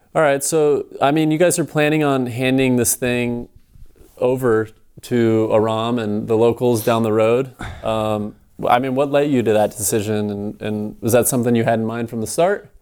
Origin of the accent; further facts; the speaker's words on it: Phoenix, Arizona, United States; growing up in Phoenix